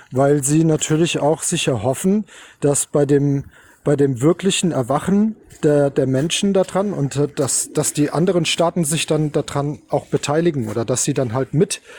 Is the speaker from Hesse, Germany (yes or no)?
yes; Hesse, Germany; ich äh, grüße euch als Hesse aus dem Großherzogtum Hessen natürlich.